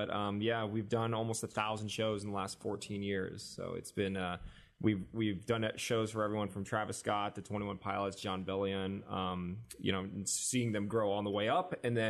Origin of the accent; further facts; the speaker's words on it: South Korea; So explaining to people that I was like half Japanese, but I'm from Korea and I'm actually Korean, was really confusing to people. So eventually I just started not saying anything about my adoption.